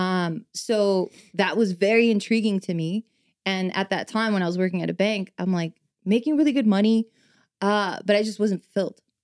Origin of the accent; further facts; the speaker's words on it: Los Angeles, California, United States; born and raised in East